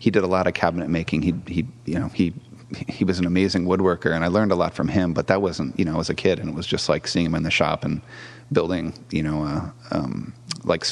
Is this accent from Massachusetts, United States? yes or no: yes; Massachusetts, United States; moved away as an adult; also born or lived in Brazil / Pennsylvania; now in San Francisco Bay Area, United States; I'm from East Coast, so Massachusetts, lived in Brazil for a little bit, and then Pennsylvania